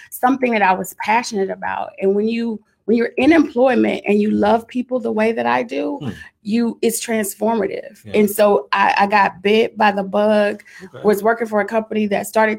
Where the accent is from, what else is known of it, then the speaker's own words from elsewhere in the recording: Dallas, Texas, United States; accent: Dallas; moved away; also born or lived in Houston; I'm from Dallas. Mm-hmm. I still had my Dallas accent at the time. And, you know, it falls out sometime